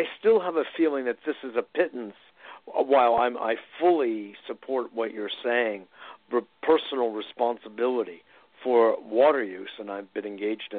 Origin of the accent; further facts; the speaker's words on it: Connecticut, United States; when I was a teenager growing up in Connecticut